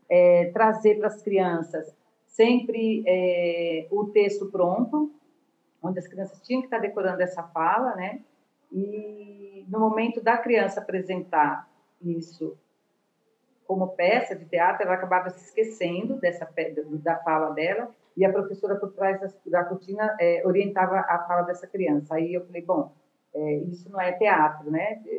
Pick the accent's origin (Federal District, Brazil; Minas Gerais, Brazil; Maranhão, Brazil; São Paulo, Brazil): São Paulo, Brazil; now in Natal, Brazil; É, eu sou de São Paulo, mas moro em Natal há 27 anos.